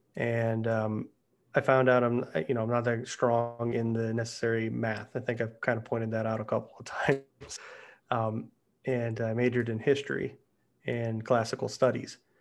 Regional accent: Pittsburgh, Pennsylvania, United States; growing up in Pittsburgh

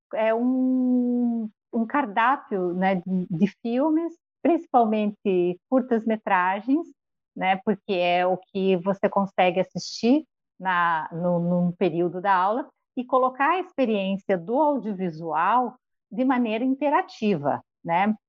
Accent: Joaçaba, Santa Catarina, Brazil; moved away; ele é da mesma cidade que os meus pais moram, é, Joaçaba, onde eu fui criada

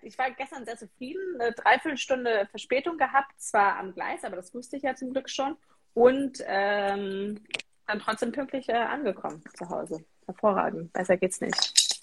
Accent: Osterode am Harz, Lower Saxony, Germany; bei uns in Osterode am Harz

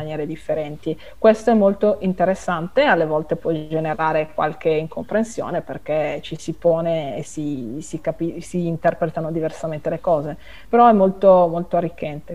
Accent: Italy; moved away as an adult; now in Prague, Czech Republic; io anche mio compagno siamo italiani, siamo legati all'Italia

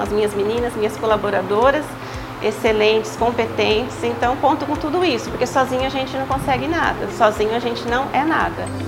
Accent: Osvaldo Cruz, São Paulo, Brazil; nasci aqui em Oswaldo Cruz mesmo, né? A gente morava no, né? morávamos no sítio, né? Depois gente, nós mudamos para a cidade

